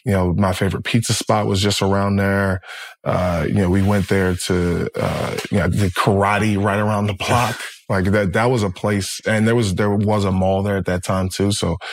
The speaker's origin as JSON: {"language": "English", "town": "Brooklyn", "region": "New York", "country": "United States", "tie": "born or raised there", "said": "It doesn't matter where I'm at. I'm from Brooklyn."}